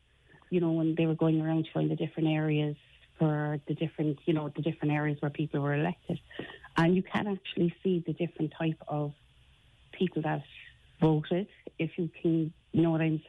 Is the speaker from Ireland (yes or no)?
yes; Ireland; being Irish